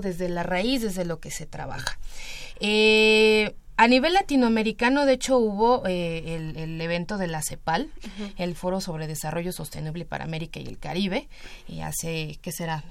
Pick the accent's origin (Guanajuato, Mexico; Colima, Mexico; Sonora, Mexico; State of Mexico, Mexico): State of Mexico, Mexico; el Estado de México, que tenemos muchísimos pueblos originarios